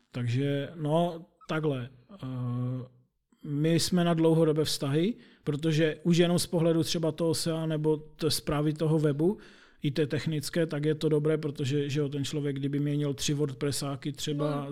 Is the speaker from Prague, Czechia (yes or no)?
no; Opava, Moravian-Silesian Region, Czechia; jsem z Opavy